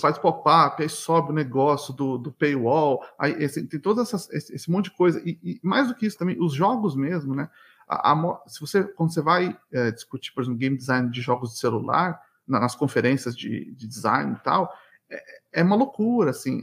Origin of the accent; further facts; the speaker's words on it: São Paulo, Brazil; moved away as an adult; now in Montreal, Canada; eu cresci, nasci, cresci em São Paulo